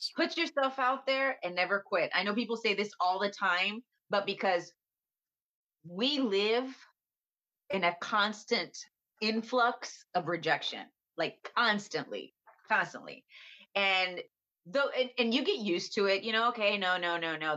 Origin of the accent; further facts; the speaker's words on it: San Antonio, Texas, United States; now in Los Angeles, United States; I'm from San Antonio, Texas.